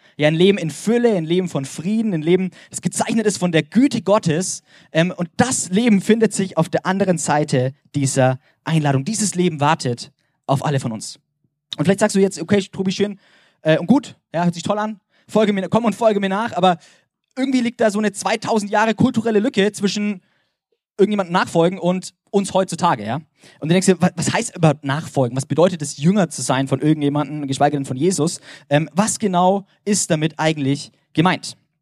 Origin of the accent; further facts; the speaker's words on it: Germany; als Deutscher